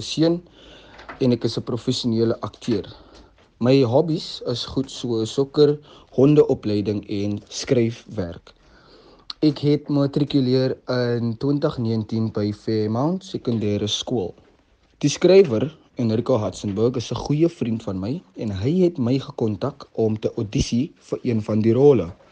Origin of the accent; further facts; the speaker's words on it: Cape Town, Western Cape, South Africa; gebore en opgegroei in Mitchells Plain